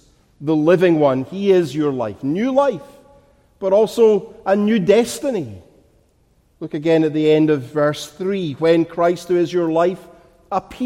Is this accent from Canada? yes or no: no; Glasgow, Scotland, United Kingdom; moved away; never has anyone here who's not from my homeland identified from my voice that I'm from Glasgow, that I'm a Glaswegian